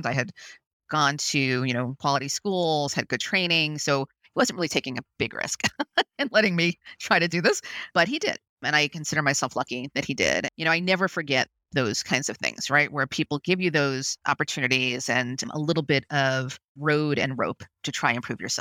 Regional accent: New York City, New York, United States; I grew up in Brooklyn, New York

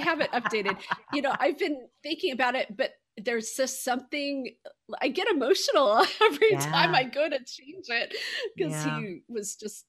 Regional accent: Seattle, Washington, United States; now in Indianapolis, United States; So I am based in Indianapolis, but I grew up in Seattle and spent a long time in Washington, D.C.

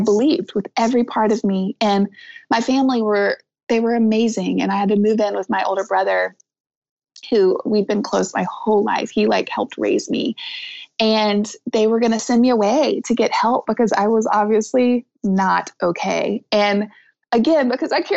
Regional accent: the South, United States; I'm from the South

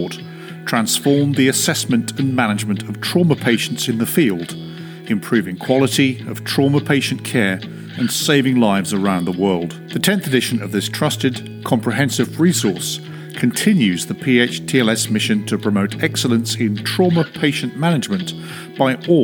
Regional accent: United Kingdom; moved away; If you can tell by my accent, I started my ambulance career in the UK

